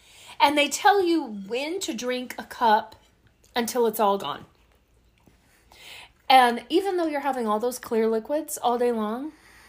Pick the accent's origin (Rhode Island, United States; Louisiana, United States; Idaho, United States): Louisiana, United States; I'm from Louisiana.